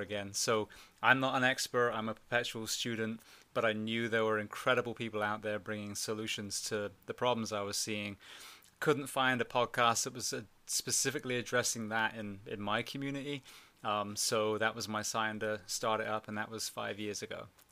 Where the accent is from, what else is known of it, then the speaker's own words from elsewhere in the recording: England, United Kingdom; also born or lived in Orlando / Miami area / California; now in United States; I'm from England originally